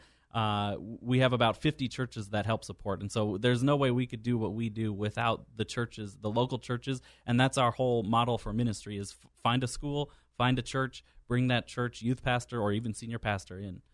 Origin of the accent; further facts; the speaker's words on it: San Diego, California, United States; I'm from San Diego, Yes. born here in San Diego, and uh, was adopted at birth, and went to Patrick Henry High School.